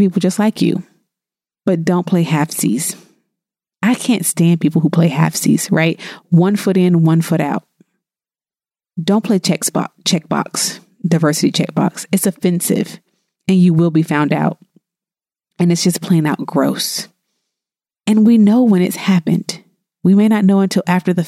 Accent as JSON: {"language": "English", "region": "the South", "country": "United States", "said": "I'm from the South"}